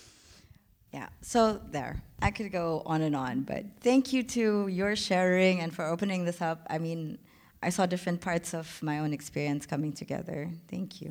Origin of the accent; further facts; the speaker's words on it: Philippines; moved away as an adult; now in Berlin, Germany; I'm from the Philippines